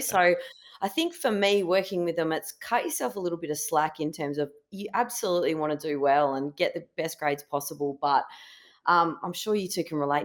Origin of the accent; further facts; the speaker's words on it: Kalgoorlie, Western Australia, Australia; also born or lived in Perth; I was born and bred in Kalgoorlie, um, in Western Australia